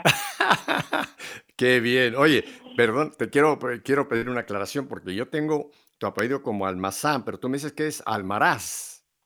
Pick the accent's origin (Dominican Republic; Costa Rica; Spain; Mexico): Mexico; now in Miami, United States; tú y yo que somos, en México